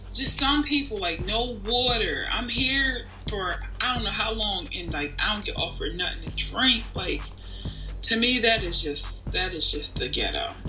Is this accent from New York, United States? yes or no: no; Philadelphia, Pennsylvania, United States; I'm literally like from North Philly too